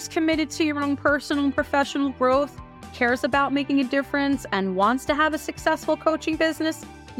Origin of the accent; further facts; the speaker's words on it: United States; And I'm American.